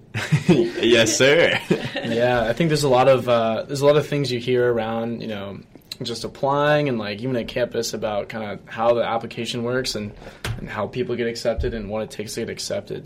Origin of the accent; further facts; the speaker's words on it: Colorado, United States; moved away; I'm originally from Colorado